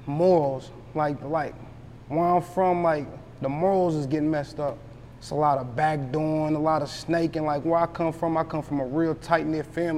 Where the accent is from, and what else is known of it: Louisville, Kentucky, United States